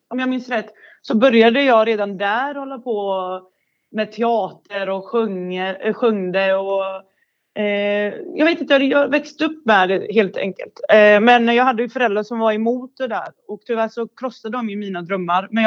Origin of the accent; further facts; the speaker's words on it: Bosnia & Herzegovina; now in Sweden; Jag kommer från Bosnien. Eh, och så kom jag till Sverige 94 eller 93 någonstans där.